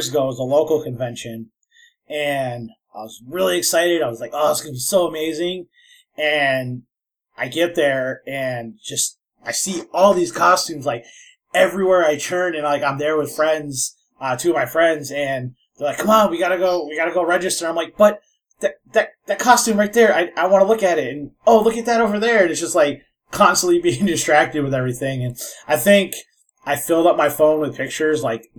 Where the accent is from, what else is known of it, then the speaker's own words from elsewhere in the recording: Minnesota, United States; I'm from Minnesota